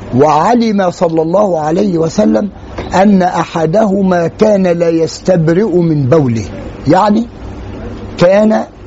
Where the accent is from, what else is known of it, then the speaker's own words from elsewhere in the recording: Egypt; عندنا في مصر